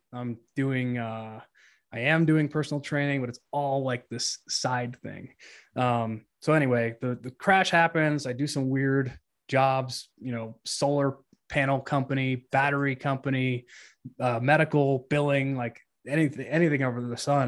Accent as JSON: {"language": "English", "region": "Colorado", "country": "United States", "tie": "born or raised there", "said": "I grew up in Colorado"}